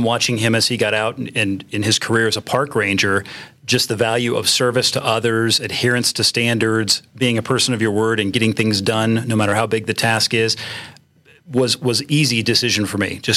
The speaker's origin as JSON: {"language": "English", "town": "San Diego", "region": "California", "country": "United States", "tie": "born or raised there", "also_born_or_lived": "England", "moved": "as an adult", "lives_now": "Colorado Springs, United States", "said": "I grew up in San Diego, although in the rural parts before I went to San Diego State for ROTC and grad school"}